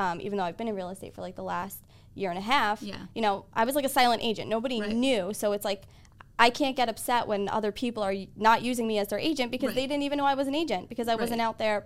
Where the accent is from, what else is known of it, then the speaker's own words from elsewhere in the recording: Babylon, New York, United States; I'm from Babylon.